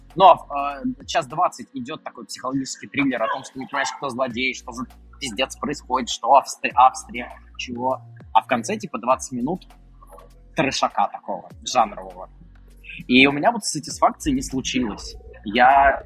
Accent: Krasnogorsk, Moscow Oblast, Russia; в моем родном городе Красногорске

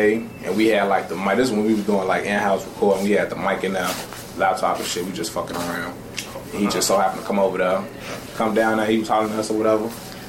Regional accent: Calumet City, Illinois, United States; I'm from South Suburbs, Cal City

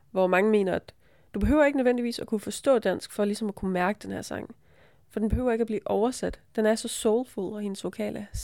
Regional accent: near Brylle, Funen, Southern Denmark, Denmark; tæt på, hvor jeg kommer fra

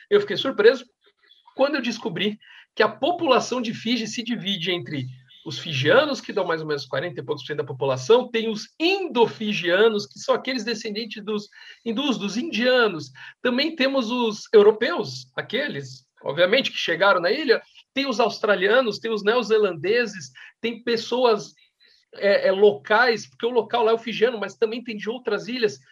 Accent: São Paulo, Brazil; eu sou paulista

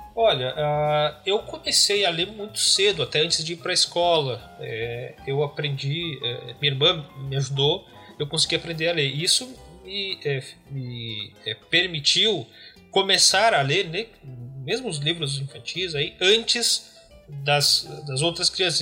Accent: Paim Filho, Rio Grande do Sul, Brazil; moved away as an adult; now in Porto Alegre, Brazil; eu sou natural aqui de, do Rio Grande do Sul, nasci e cresci numa cidade chamada Pai Filho, uma cidade muito pequena, fica no nordeste do estado

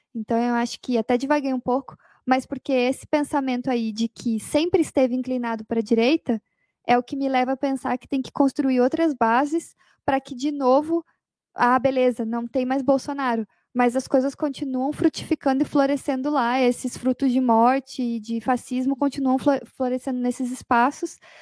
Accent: Curitiba, Paraná, Brazil; Eu sou de Curitiba

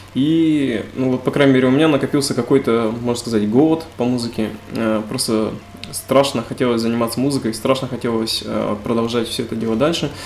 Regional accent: Tobolsk, Tyumen Oblast, Russia; мы из Тобольска, это Тюменская а область

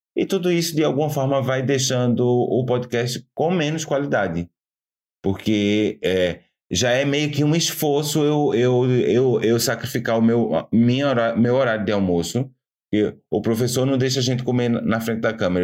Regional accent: Cabo de Santo Agostinho, Pernambuco, Brazil; now in Portugal; a cidade de onde eu vim é, é um nome até que o português fala tranquilamente: Cabo de Santo Agostinho.

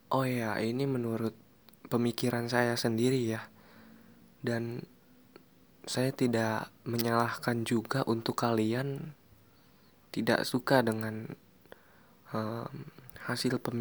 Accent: Tangerang, Banten, Indonesia; Oh ya, saya orang Tangerang di sini yang orang Tangerang.

